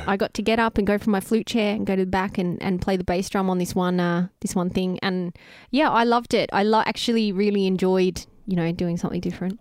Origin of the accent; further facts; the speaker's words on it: Greensborough, Victoria, Australia; I grew up in Greensboro, near the baseball diamond.